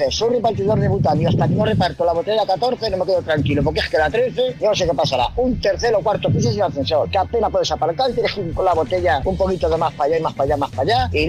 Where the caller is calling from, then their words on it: Murcia, Region of Murcia, Spain; Hola, buenas tardes … de Murcia